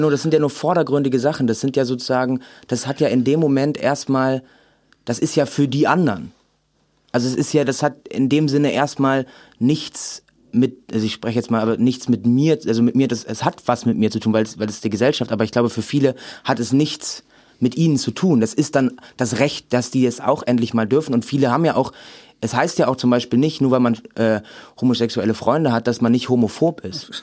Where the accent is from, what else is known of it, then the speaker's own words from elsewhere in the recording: Remscheid, North Rhine-Westphalia, Germany; ich komme aus Remscheid